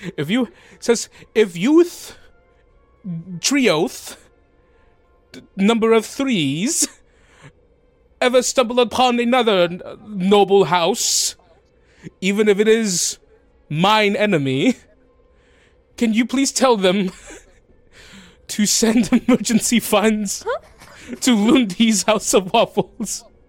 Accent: the South, United States; moved away; I grew up in the South.

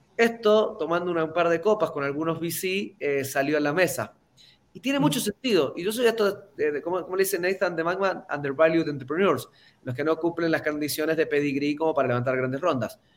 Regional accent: Mendoza, Argentina; no vengo de Buenos Aires, de hecho no vengo ni siquiera de una gran capital, vengo de Mendoza

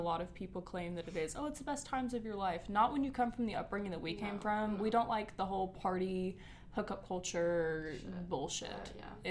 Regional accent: Georgia, United States; we are from Georgia

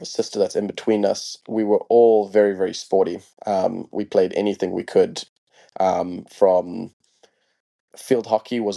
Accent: Harare, Zimbabwe; I born and raised in Harare, Zimbabwe

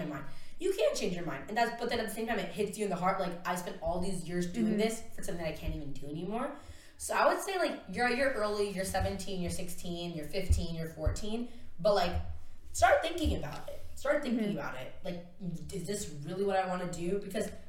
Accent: Fresno, California, United States; also born or lived in Pennsylvania; I have lived in Fresno since I was 7 or 8. Mm-hmm. So I was born in Pennsylvania. And this has been my home for so long.

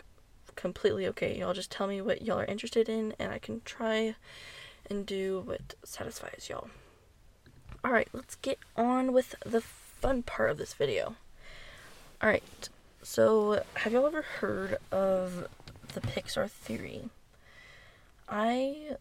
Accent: Texas, United States; I'm from Texas

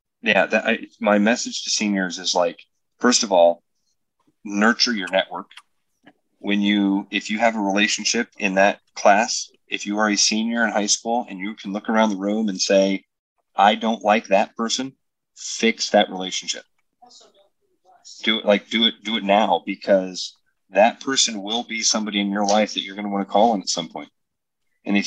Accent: Pleasant Hill, Iowa, United States; I grew up in Pleasant Hill

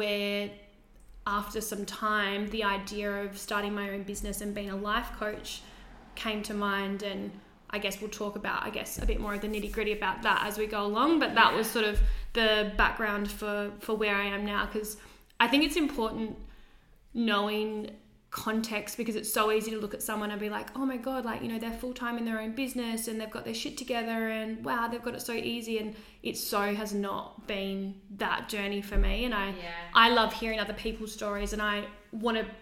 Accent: Kangaroo Island, South Australia, Australia; now in Adelaide, Australia; I'm originally from Kangaroo Island, so my family's over there

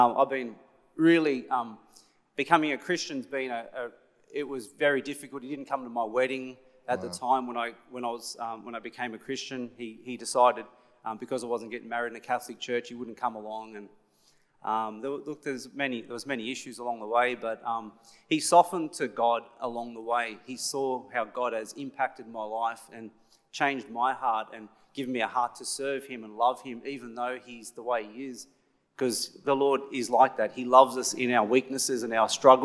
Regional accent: Blacktown, New South Wales, Australia; I was born in Blacktown Hospital

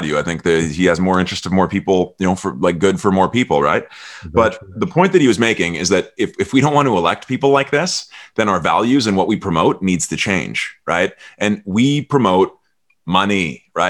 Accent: Canada; I'm Canadian

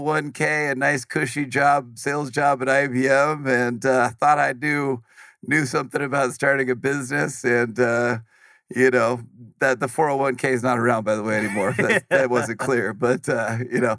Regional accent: Silicon Valley, California, United States; as far as childhood and upbringing, I grew up in Silicon Valley

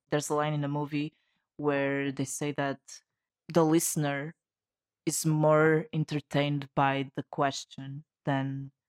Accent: Portugal; from Portugal.

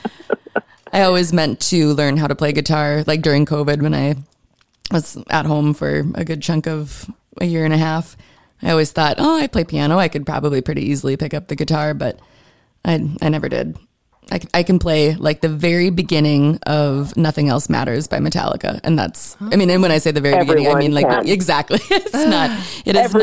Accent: Erskine, Minnesota, United States; I'm also from a small town. I'm from Erskine, Minnesota.

